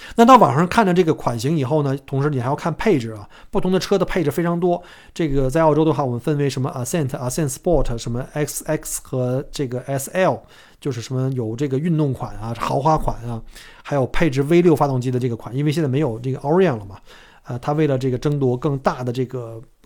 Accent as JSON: {"language": "Chinese", "country": "China", "moved": "yes", "lives_now": "Australia", "said": "我们中国人"}